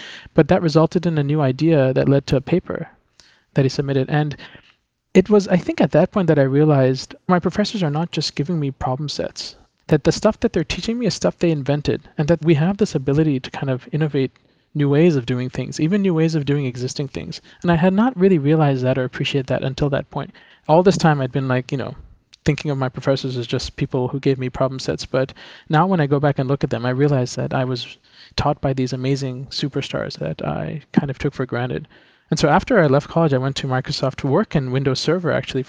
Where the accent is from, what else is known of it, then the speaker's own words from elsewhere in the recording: Philippines; now in New York, United States; I grew up in the Philippines, but I had a lot of exposure to the US and other countries. I grew up in an international environment, and I went to college at MIT in Cambridge, in Massachusetts.